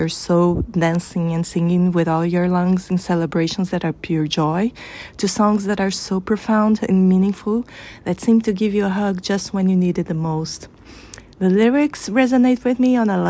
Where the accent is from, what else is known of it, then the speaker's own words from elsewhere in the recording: Brazil; from Brazil.